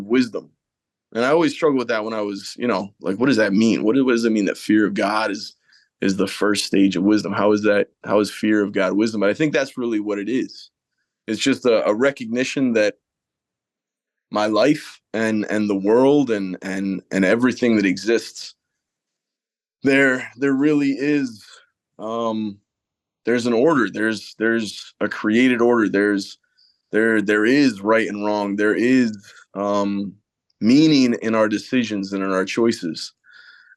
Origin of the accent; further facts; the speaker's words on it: Connecticut, United States; also born or lived in Ireland; now in Marrero, United States; I moved from Ireland to Connecticut when I was 3 years old